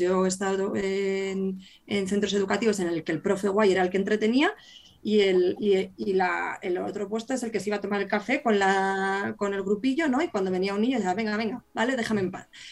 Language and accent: Spanish; Burgos, Castile and León, Spain; yo que soy de Burgos